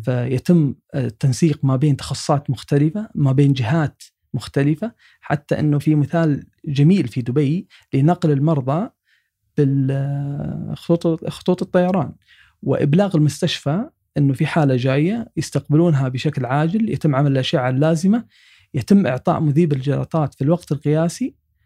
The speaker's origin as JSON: {"language": "Arabic", "country": "Saudi Arabia", "said": "عندنا في السعودية"}